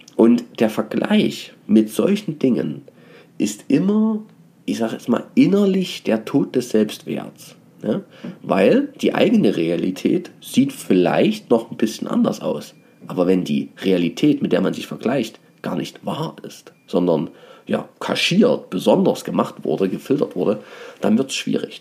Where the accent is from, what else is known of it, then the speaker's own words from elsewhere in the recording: Dresden, Saxony, Germany; ich habe ja auch eine Herkunft, bin ja Dresdner